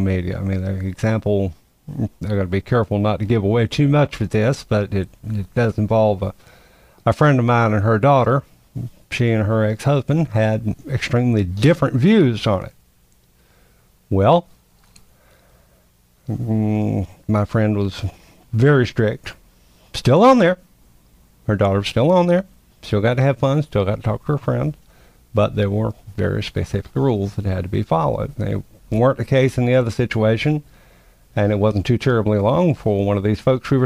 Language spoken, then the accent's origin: English; the South, United States; I'm a Southerner